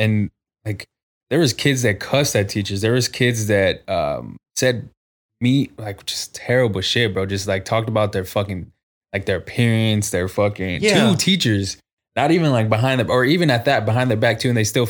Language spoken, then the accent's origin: English; San Antonio, Texas, United States; I think just being on the South Side and fucking growing up on the South Side can kind of fuck you up sometimes, like, especially growing up.